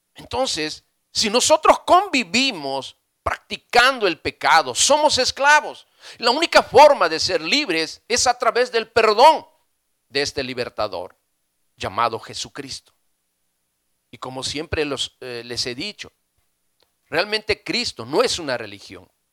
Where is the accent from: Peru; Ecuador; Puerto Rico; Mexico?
Peru; nosotros como peruanos